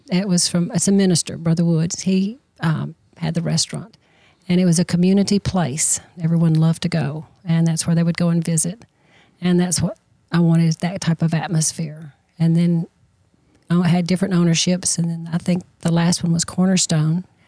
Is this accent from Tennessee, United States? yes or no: yes; Smith County, Tennessee, United States; I'm from Smith County. I taught school here